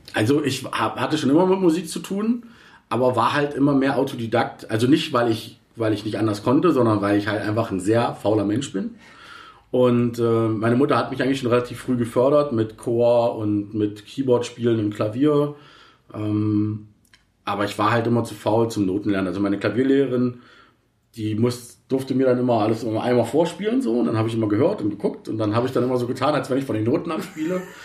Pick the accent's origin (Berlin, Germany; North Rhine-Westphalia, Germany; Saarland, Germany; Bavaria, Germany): Berlin, Germany; also born or lived in Reinickendorf; ursprünglich komme ich aus Berlin, Kreuzberg, muss ich mal dazu sagen, West-Berlin. Ja. Okay. Äh, da bin ich geboren, Kreuzberg